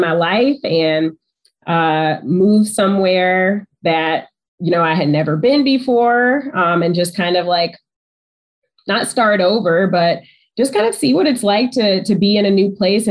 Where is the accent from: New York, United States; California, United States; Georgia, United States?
Georgia, United States; moved away as an adult; now in Detroit, United States; I'm from Georgia. So I went to the University of Georgia